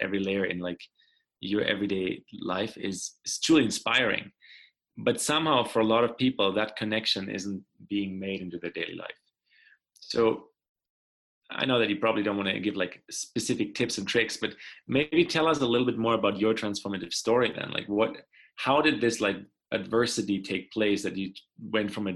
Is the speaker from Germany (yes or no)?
yes; Germany; moved away; also born or lived in Paraguay; I didn't grow up in the States, right? I grew up in Germany, in Europe